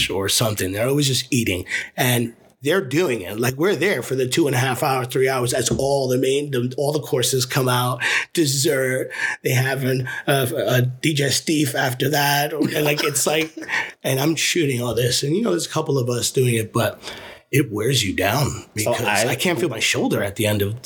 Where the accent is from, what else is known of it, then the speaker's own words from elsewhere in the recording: New York City, New York, United States; Growing up in the Lower East Side